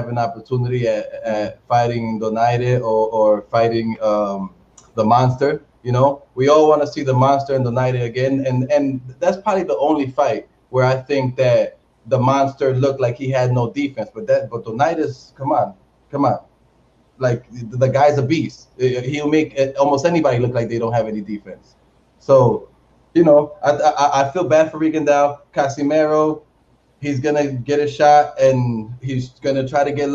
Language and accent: English; United States; I'm American myself. I was born in the United States